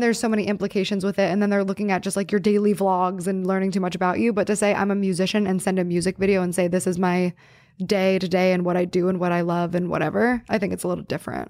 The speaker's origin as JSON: {"language": "English", "town": "New Castle", "region": "Pennsylvania", "country": "United States", "tie": "born or raised there", "moved": "yes", "said": "my hometown and, like, his uncle owned a pizza shop that I worked"}